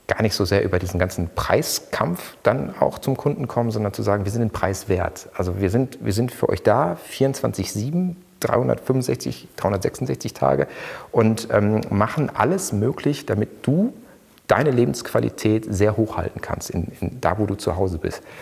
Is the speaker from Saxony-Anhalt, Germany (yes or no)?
no; Ruhr area, North Rhine-Westphalia, Germany; Ich komme aus dem Ruhrgebiet, da ist man echt, deshalb pur